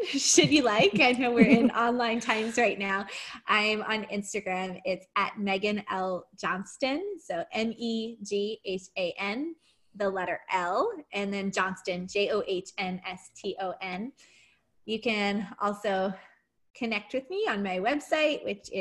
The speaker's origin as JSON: {"language": "English", "town": "Ottawa", "region": "Ontario", "country": "Canada", "tie": "born or raised there", "said": "growing up in Ottawa"}